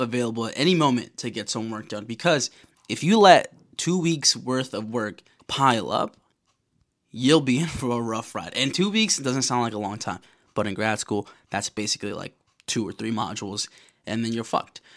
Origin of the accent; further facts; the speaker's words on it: New York, United States; I'm from New York, baby. I'm from New York, okay? I live here.